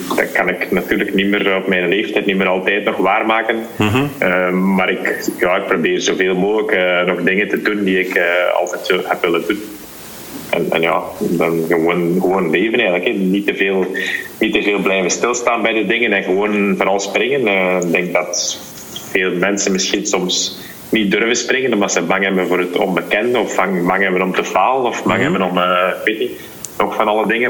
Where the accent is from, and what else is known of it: Belgium